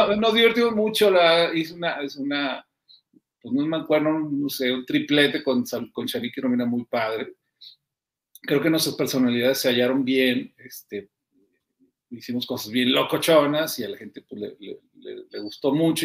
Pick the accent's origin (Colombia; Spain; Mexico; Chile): Mexico; Durango; Yo soy de Durango